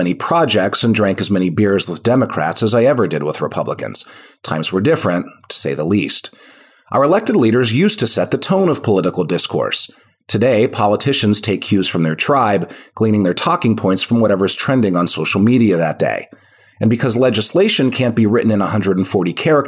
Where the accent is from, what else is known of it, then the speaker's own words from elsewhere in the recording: Pittsburgh, Pennsylvania, United States; in my hometown of Pittsburgh